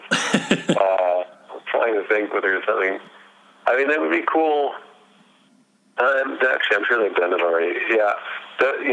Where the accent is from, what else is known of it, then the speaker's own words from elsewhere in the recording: Berkeley, California, United States; I grew up in Berkeley, California